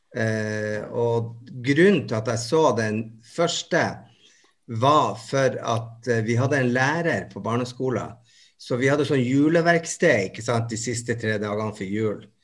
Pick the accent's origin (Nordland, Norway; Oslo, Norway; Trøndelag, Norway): Nordland, Norway; Bodø; jeg kommer fra Bodø